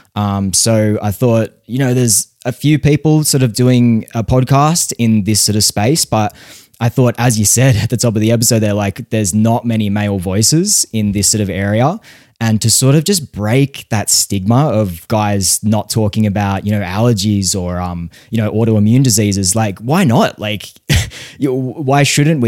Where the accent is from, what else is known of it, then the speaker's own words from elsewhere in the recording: Australia; growing up in Australia